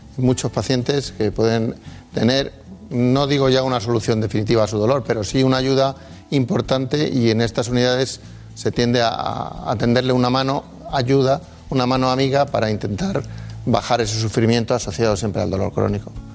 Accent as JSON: {"language": "Spanish", "town": "Madrid", "region": "Community of Madrid", "country": "Spain", "tie": "born or raised there", "said": "yo nací en Madrid, pero eh, los orígenes de mis padres en, en Palencia"}